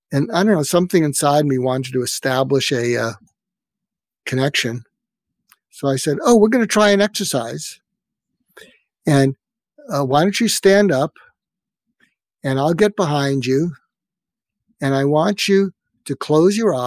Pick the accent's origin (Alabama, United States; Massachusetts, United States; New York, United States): Massachusetts, United States; Boston; moved away as an adult; also born or lived in Berkeley, California / Topeka, Kansas; I grew up in Boston, and I went to college in Berkeley, California, and I was going back to medical school in Boston